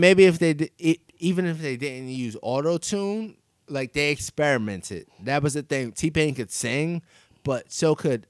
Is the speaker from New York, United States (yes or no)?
yes; New York City, New York, United States; just growing up in Queens and like New York.